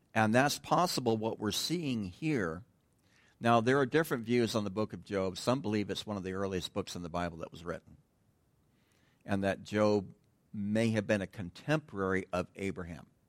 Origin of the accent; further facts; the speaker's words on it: United States; moved away; I'm from Tahoe